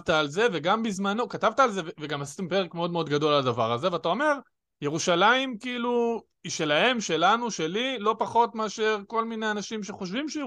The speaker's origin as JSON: {"language": "Hebrew", "town": "Jerusalem", "region": "Jerusalem District", "country": "Israel", "said": "אני ירושלמי, כאילו, לא משנה מה, אני, זה, העיר הזאת גם, אני אומר, חשובה לי"}